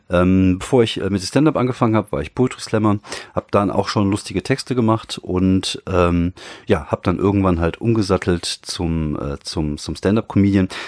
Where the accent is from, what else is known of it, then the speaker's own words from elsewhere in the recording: North Rhine-Westphalia, Germany; Dann gibt es äh, in, in, in NRW, da wo ich herkomme, und ich kenne mich natürlich auch nur hier aus